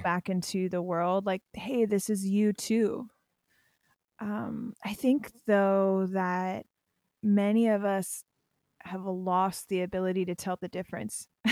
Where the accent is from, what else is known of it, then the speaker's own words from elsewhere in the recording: Pennsylvania, United States; I'm from Pennsylvania